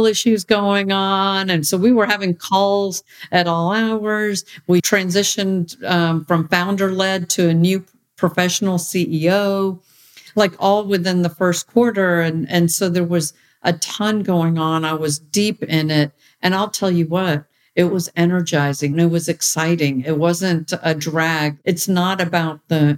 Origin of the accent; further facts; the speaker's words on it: United States; to have had this upbringing as an American with Indian cultural roots.